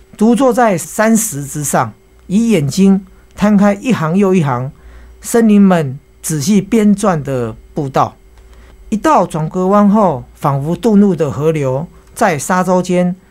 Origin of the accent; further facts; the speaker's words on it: Taoyuan, Taiwan; also born or lived in Xihu, Changhua County; 出生几个月就上来桃园了。我爸因为工作关系上来嗯。桃园，那我就在那边读书长大。可是我爷爷奶奶还住在那里，我的亲戚也都在那里